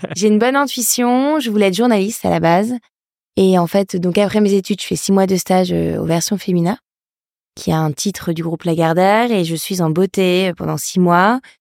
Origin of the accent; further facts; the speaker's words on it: Lille, Hauts-de-France, France; je suis lilloise d'origine, donc je viens du Nord. j'ai grandi dans un environnement hyper serein